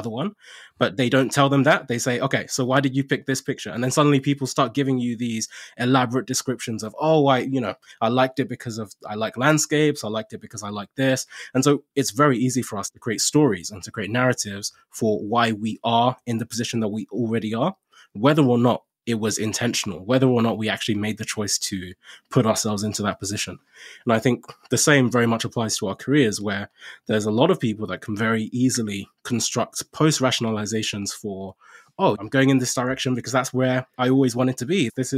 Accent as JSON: {"language": "English", "country": "Nigeria", "moved": "yes", "lives_now": "United Kingdom", "said": "So I came to the UK from Nigeria. So being an immigrant and kind of not being from, I guess, this default path"}